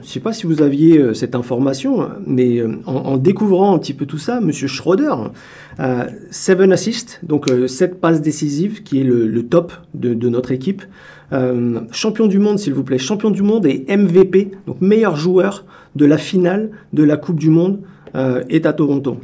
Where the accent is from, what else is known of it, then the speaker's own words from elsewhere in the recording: France; now in Canada; je suis Français